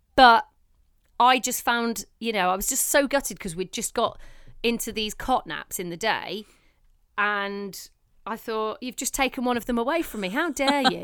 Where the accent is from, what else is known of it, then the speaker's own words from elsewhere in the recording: Leicester, East Midlands, United Kingdom; moved away; it was up in Leicester in my hometown